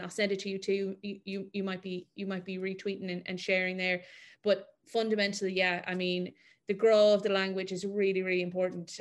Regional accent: Mayo, Connacht, Ireland; also born or lived in Galway; I'm from Mayo

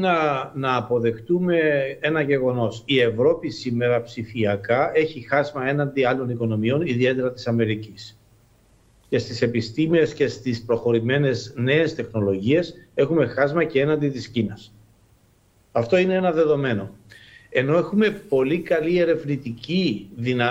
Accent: Cyprus

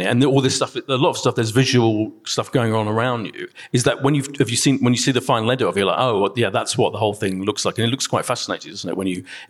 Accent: Ilford, London, United Kingdom; I grew up in Ilford as well.

